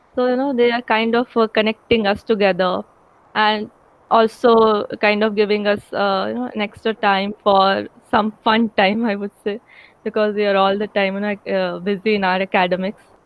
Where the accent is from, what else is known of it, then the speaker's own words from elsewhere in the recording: Ramgarh, Jharkhand, India; moved away as an adult; also born or lived in Dhanbad / Indore; I am from Ramgarh, which is a very small town in Jharkhand near, nearby Ranchi